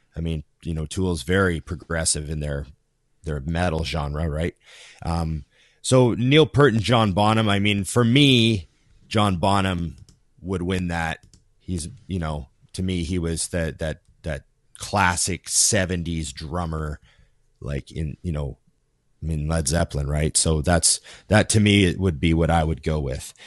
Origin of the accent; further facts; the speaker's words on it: Canada; we're Canadian too